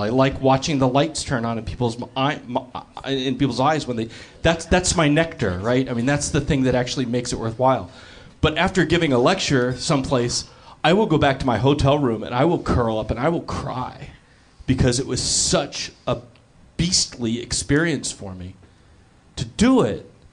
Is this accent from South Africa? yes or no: no; Los Angeles, California, United States; growing up in Los Angeles